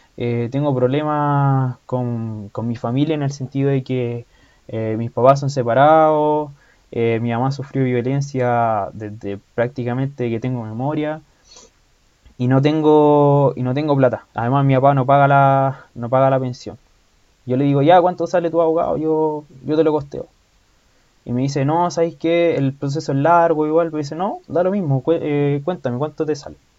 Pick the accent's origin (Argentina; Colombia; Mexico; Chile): Chile; yo soy chileno